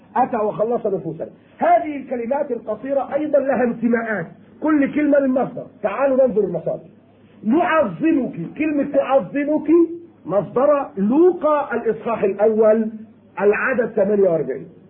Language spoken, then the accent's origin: Arabic; Egypt; عندنا في مصر